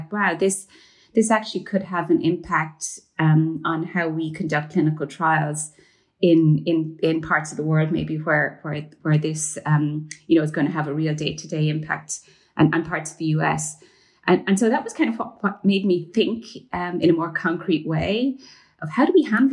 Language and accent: English; Ireland; moved away as an adult; I grew up in Ireland. I did my medical training in Ireland before the legalization of abortion